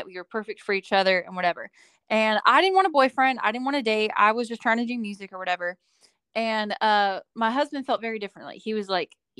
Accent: Bakersfield, California, United States; I am from Bakersfield, California. It's my hometown.

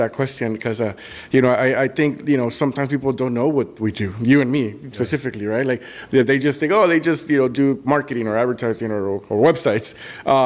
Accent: Brownsville, Texas, United States; also born or lived in McAllen, Texas; when I first moved back to the Valley, you know, my family is in Bronzeville, but I worked here in McAllen

